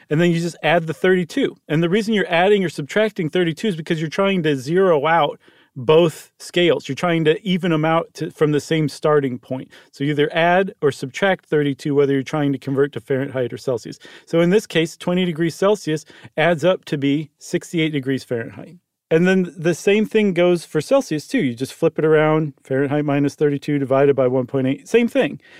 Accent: United States; as an American.

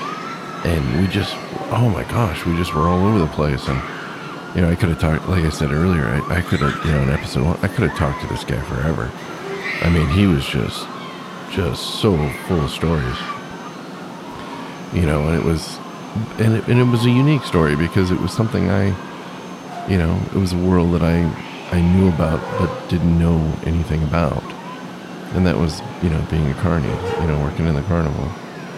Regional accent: Southern California, United States; I grew up in Southern California

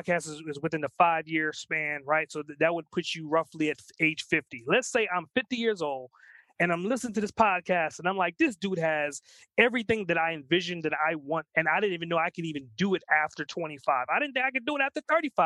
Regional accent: New York, United States; both of us are New Yorkers

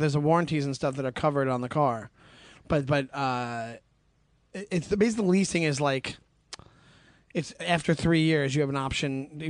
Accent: Long Island, New York, United States; now in New York City, United States; I'm from Long Island.

